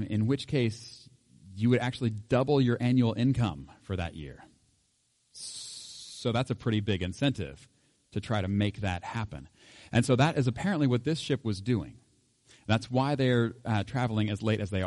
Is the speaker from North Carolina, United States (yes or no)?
no; Oklahoma, United States; I was raised in Oklahoma